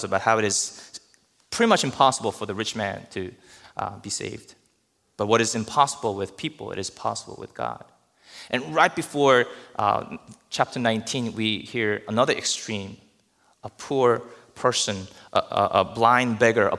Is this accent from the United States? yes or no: yes; New Jersey, United States; I'm from New Jersey.